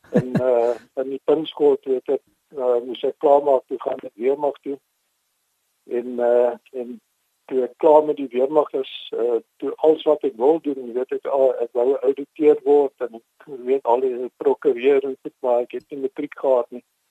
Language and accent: Afrikaans; Mossel Bay, Western Cape, South Africa; first language English; Afrikaans is a second language; also born or lived in Port Elizabeth; now in George, South Africa; toe het ons Mosselbaai toe getrek toe ek so 3 jaar oud was